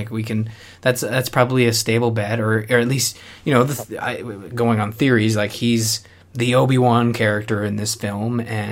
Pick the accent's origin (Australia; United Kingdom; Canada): Canada; as a Canadian